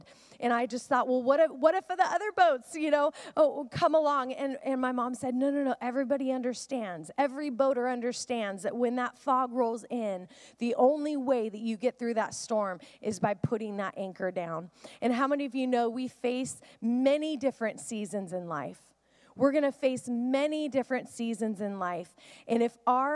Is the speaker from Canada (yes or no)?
no; the Northwest, Pacific Northwest, United States; I grew up in the Northwest, and we would go out on a boat often